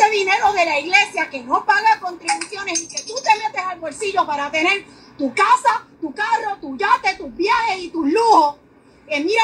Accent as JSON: {"language": "Spanish", "country": "Puerto Rico", "said": "como puertorriqueña yo me siento indignada"}